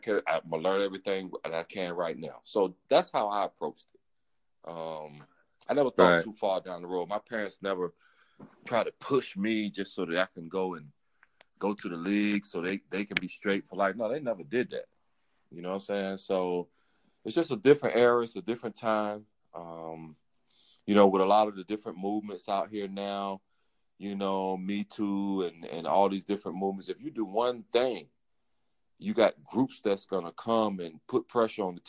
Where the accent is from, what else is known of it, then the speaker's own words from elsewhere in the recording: Elizabeth City, North Carolina, United States; I'm from Elizabeth City. I grew up in Elizabeth City